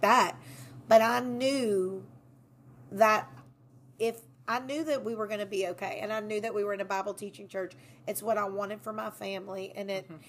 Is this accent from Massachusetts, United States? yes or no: no; Walker, Louisiana, United States; also born or lived in Baton Rouge, Louisiana; I am born and raised in Livingston Parish